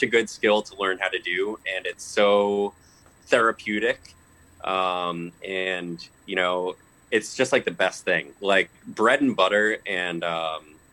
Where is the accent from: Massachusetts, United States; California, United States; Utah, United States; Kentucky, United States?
Massachusetts, United States; Lowell; also born or lived in Chelmsford, Massachusetts; I'm a mutt from Lowell.